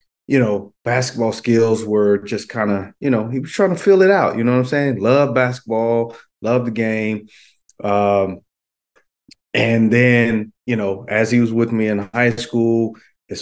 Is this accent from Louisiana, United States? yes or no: yes; Louisiana, United States; also born or lived in Florida; now in Sacramento, United States; Florida born, Louisiana raised, high school